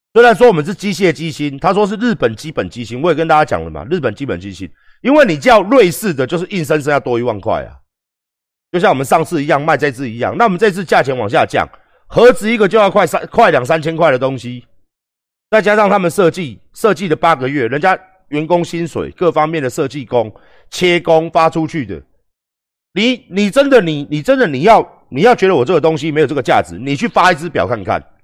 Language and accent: Chinese; Taiwan; 完完全全都是我们台湾人设计的